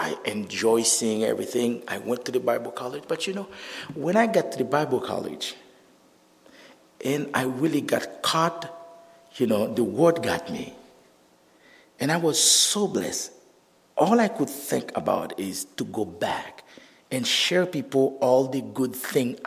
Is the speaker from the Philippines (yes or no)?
no; Haiti; English is a second language; moved away as an adult; I'm from there. I'm from Kane, Haiti.